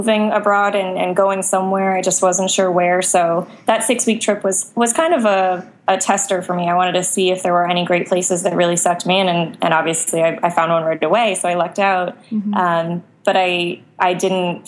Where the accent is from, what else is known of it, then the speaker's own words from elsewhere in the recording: Boston, Massachusetts, United States; moved away as an adult; now in Roatan, Honduras; I grew up in the Boston area.